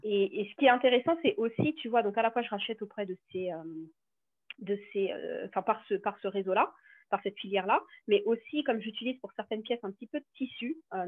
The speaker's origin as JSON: {"language": "French", "country": "French Guiana", "said": "je suis originaire de la Guyane"}